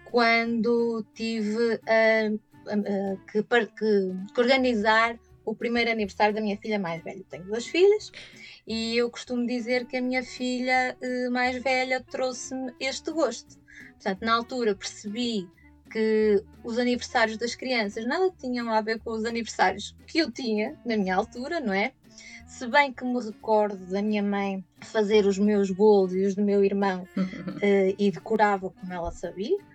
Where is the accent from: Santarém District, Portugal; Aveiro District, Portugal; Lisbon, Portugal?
Aveiro District, Portugal; São João da Madeira; also born or lived in Braga; nasci em 1979 em Aveiro e passado sete dias vim para São João da Madeira, eh, que é a cidade que me viu crescer.